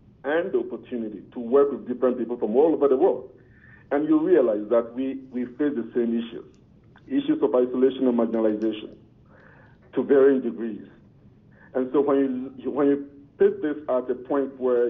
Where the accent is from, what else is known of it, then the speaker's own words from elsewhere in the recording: Ghana; now in Calgary, Canada; I'm originally from Ghana.